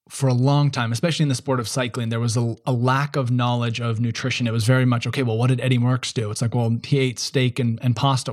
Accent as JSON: {"language": "English", "country": "United States", "said": "Being an American"}